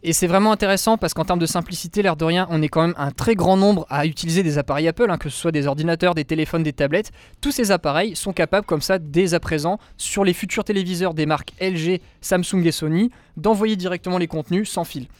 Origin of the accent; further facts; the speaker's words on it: France; chez nous en France